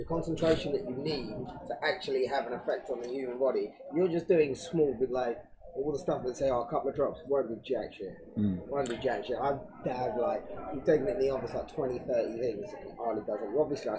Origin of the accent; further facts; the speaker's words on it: London, United Kingdom; From London.